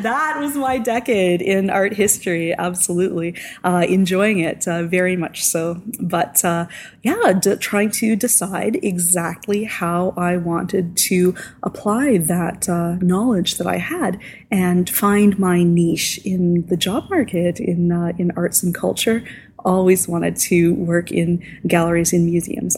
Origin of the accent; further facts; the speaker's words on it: Hamiota, Manitoba, Canada; also born or lived in Saskatoon, Saskatchewan; now in Prince Albert, Canada; My hometown was under a uh, tornado watch, born and raised in Hamiota, Manitoba